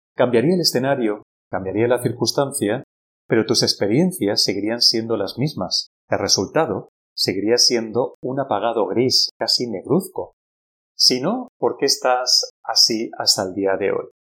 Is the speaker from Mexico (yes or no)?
no; Spain; con nosotros como pueblo español